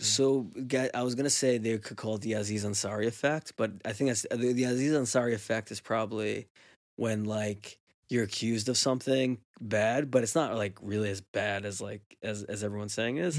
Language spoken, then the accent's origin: English; Teaneck, New Jersey, United States; from the time I grew up in Teaneck as like a kid till I was like a teenager